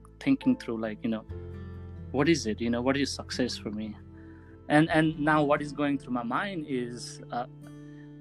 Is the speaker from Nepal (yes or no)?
yes; Sindhuli, Bagmati, Nepal; moved away; when I was in Nepal growing up in Sindhuli and going to school